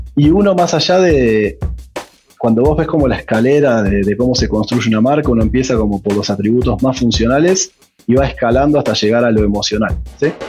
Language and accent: Spanish; Argentina; moved away as an adult; now in Colombia; para un argentino